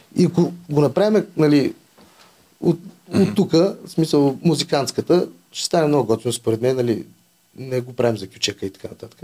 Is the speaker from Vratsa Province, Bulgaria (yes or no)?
yes; Vratsa, Vratsa Province, Bulgaria; Аз съм от Враца, има, майка ми от Враца има голяма рода